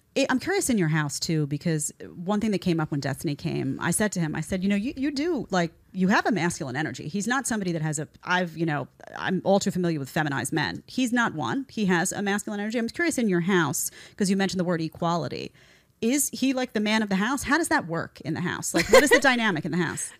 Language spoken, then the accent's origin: English; New York City, New York, United States; I grew up in New York City.